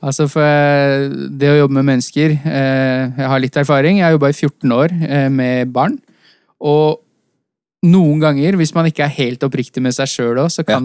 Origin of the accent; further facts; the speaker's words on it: Oslo, Norway; Vi har jo bare vokst opp eh, så å si et steinkast unna oppe på Ellingsrud.